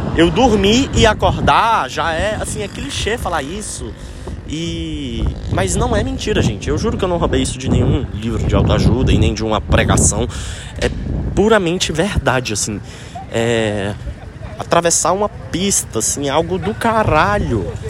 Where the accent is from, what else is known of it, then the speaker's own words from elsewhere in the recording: Brasília, Federal District, Brazil; quando é que eu volto para Brasília? Que saudade da minha terra